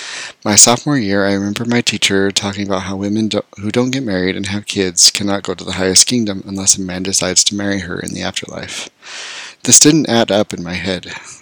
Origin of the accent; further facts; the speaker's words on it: Utah, United States; I grew up in Utah, in a super small town where almost everyone is Mormon.